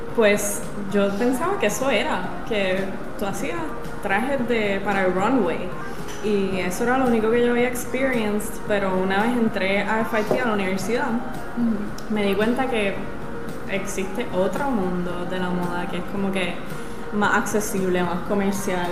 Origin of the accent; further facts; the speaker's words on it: Puerto Rico; moved away as an adult; also born or lived in New York / Italy; Yo estando fuera de Puerto Rico, ahí comienza como que esa nostalgia de eh, estar lejos del mar, el mar donde yo nací